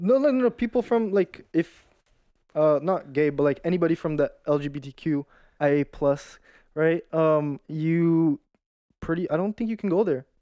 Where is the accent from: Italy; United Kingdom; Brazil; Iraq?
Brazil; also born or lived in Toronto, Canada; I lived there till I was six, and then I moved to Brazil